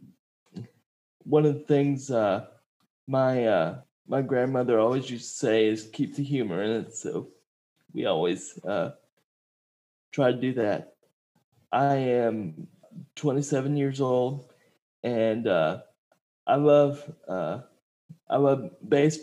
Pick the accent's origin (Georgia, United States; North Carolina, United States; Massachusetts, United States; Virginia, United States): Georgia, United States; Marietta; born or raised there; also born or lived in Fort Walton Beach, Florida